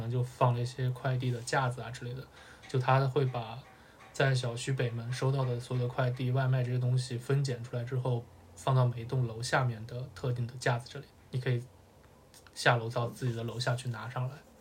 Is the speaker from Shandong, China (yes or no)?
no; Gansu, China; 我是西北人。